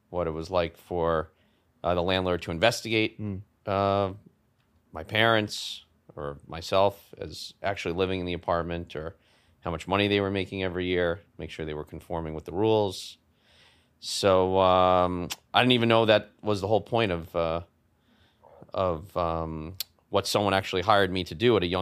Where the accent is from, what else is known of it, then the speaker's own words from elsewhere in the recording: New York City, New York, United States; in Manhattan on the Upper East Side um, in a rent regulated uh, apartment in a rent regulated building